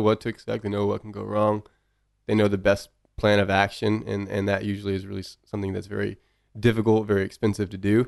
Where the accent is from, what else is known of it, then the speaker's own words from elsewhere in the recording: Bryan, Texas, United States; We grew up in Bryan